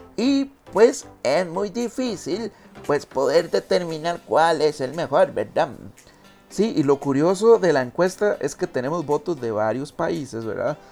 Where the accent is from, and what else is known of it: Costa Rica